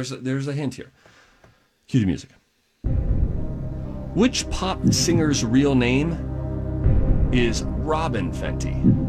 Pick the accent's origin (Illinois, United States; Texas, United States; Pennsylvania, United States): Pennsylvania, United States; Pittsburgh; I'm actually from Pittsburgh, which is the opposite side of the state.